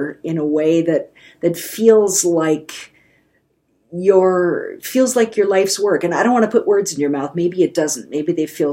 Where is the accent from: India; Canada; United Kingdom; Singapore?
Canada; now in Asheville, United States; I grew up in Canada